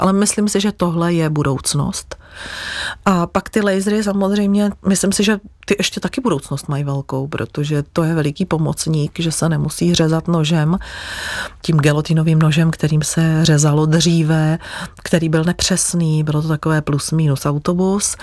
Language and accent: Czech; Plzeň, Plzeň Region, Czechia; já pocházím z Plzně, chtěla jsem v Plzni zůstat